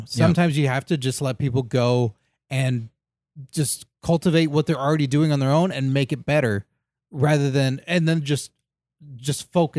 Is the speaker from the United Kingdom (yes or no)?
no; Texas, United States; I'm from Texas